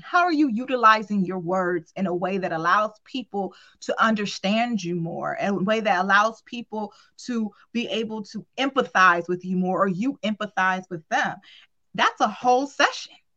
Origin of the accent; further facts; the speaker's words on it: Cleveland, Ohio, United States; I'm from Cleveland, Ohio